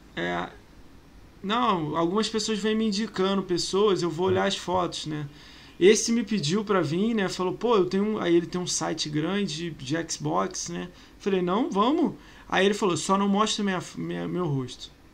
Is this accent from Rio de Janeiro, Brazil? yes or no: yes; Rio de Janeiro, Brazil; Eu sou carioca